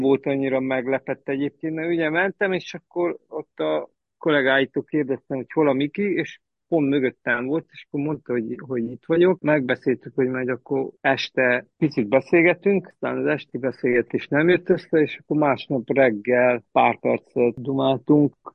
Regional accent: Lăzarea, Harghita County, Romania; moved away; also born or lived in Reghin, Romania; Szászrégenben születtem, gyerekkoromat az Gyergyó Szárhegyen töltöttem

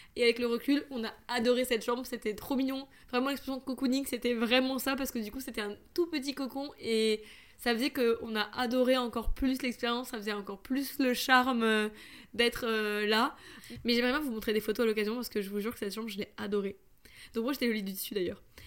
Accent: France; je suis française

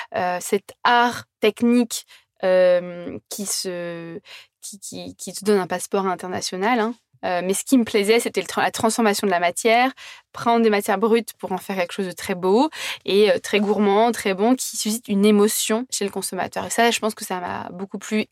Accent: Brittany, France; also born or lived in Australia; je suis bretonne

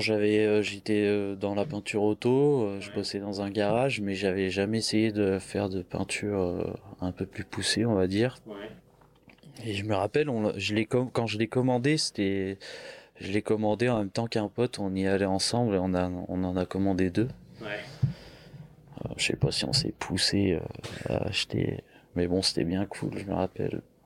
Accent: countryside near Chavanay, originally Lyon, Auvergne-Rhône-Alpes, France; on est de Lyon et mes parents ils sont venus à la campagne euh, quand on était petit. Donc on a toujours grandi

